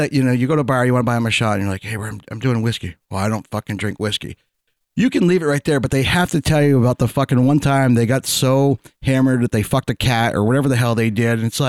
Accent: Vermont, United States

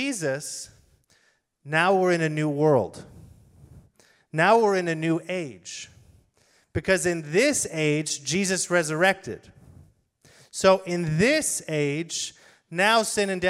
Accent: United States; as people who are Americans

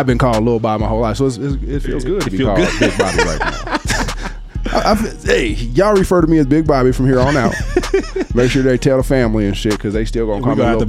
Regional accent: California, United States; I was like, nigga, I know I'm from Cali.

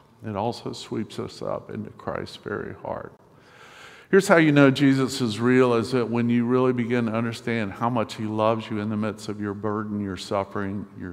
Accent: Winston-Salem, North Carolina, United States; I'm from Winston-Salem, North Carolina, temporarily living here for the next few months

